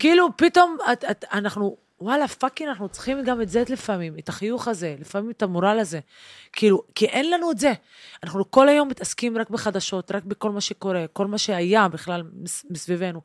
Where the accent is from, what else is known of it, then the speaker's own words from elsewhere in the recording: Haifa, Haifa District, Israel; moved away; also born or lived in central Israel; גדלתי בחיפה, וגדלתי כילדה כי ערבייה מוסלמית